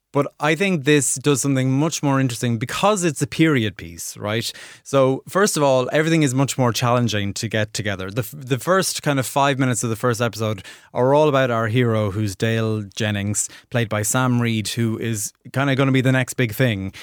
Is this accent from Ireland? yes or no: yes; Ireland; accent: Irish; in my Irish accent